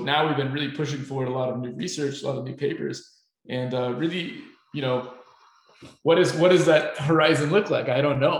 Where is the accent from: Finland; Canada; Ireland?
Finland; we're from Finland